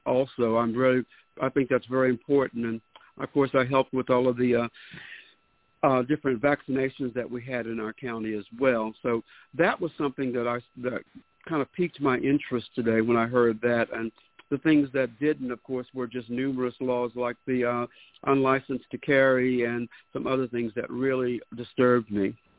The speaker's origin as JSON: {"language": "English", "town": "Bastrop", "region": "Texas", "country": "United States", "tie": "born or raised there", "said": "my hometown of Bastrop"}